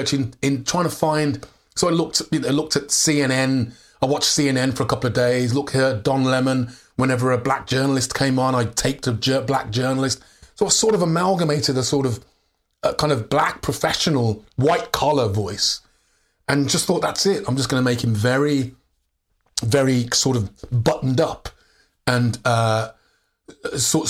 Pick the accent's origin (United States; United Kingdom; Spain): United Kingdom; England; I'm from England